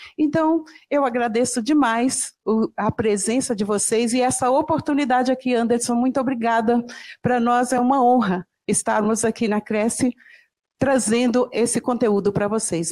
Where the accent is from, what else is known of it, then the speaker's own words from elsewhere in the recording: São João da Ponte, Minas Gerais, Brazil; eu nasci no interior de Minas Gerais, lá em São João da Ponte